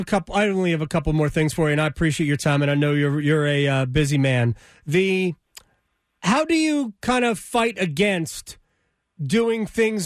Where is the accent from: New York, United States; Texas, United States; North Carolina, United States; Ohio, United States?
New York, United States; New York metropolitan area, United States; I grew up in the New York metropolitan area